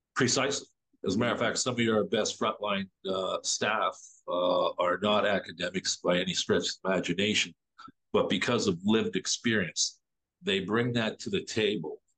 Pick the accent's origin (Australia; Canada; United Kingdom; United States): Canada; Toronto, Ontario; as a Torontonian, as an Ontarian, as a Canadian